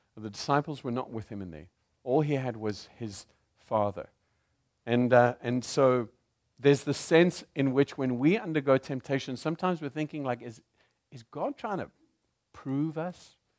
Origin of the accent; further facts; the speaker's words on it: South Africa; accent: South African; also born or lived in Zimbabwe; now in United States; I am South African by accent